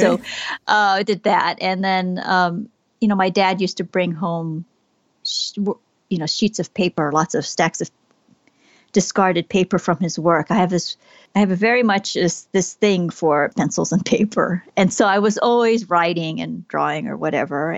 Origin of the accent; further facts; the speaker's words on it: Southern California, United States; I was born here in Southern California